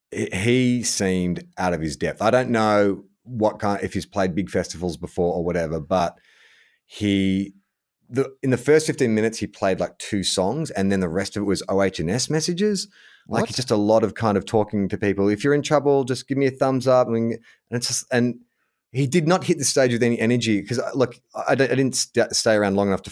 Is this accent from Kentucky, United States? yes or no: yes; Kentucky, United States; I'm not saying from the United States. I'm from Kentucky. You know where Kentucky is?